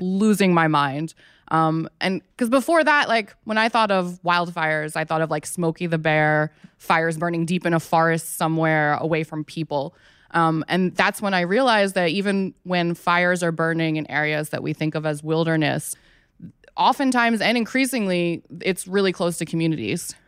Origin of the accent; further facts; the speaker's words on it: Philadelphia, Pennsylvania, United States; moved away as an adult; now in Los Angeles, United States; I'm actually from Philly